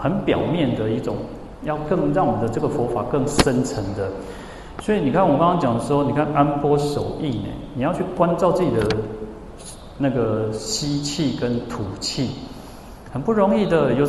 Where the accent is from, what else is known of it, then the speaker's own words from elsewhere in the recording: Changhua County, Taiwan; 我我是彰化人嘛，然后我就跟他讲说，你要找家，你要找家，就是你要找谁了哈？彰化就是这个口音哦。